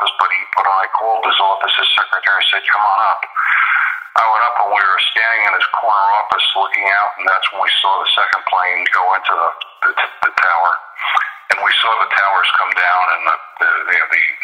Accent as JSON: {"language": "English", "town": "Colonia", "region": "New Jersey", "country": "United States", "tie": "born or raised there", "said": "I grew up in Colonia, New Jersey"}